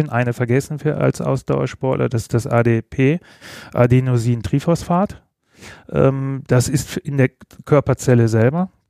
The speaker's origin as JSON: {"language": "German", "region": "Bremen", "country": "Germany", "tie": "born or raised there", "said": "Weder noch. Ich bin gebürtiger Bremer."}